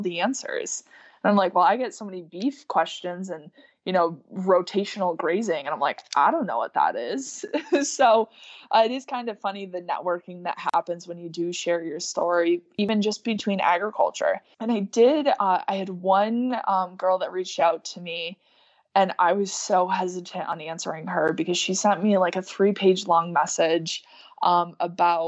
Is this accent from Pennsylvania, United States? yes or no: no; Lisbon, New York, United States; I'm from New York